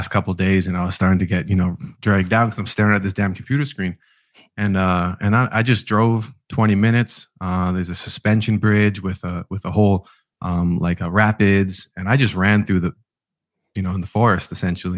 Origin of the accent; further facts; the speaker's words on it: Vancouver, British Columbia, Canada; also born or lived in Winnipeg, Canada; I grew up in Vancouver and then I grew up in another city, a small city in the middle of Canada. So I went back and forth.